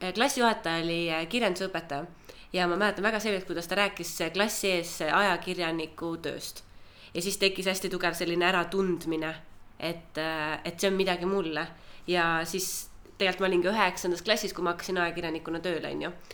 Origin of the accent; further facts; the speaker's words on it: Türi, Järva County, Estonia; moved away as an adult; also born or lived in Tallinn; ma olen Türilt äh, pärit. kaksteist klassi käisin Türi gümnaasiumis, siis tulin Tallinnasse